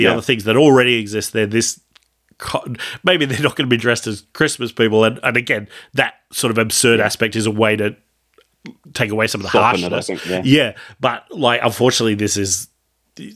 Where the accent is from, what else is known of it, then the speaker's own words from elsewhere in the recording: Australia; we're Australian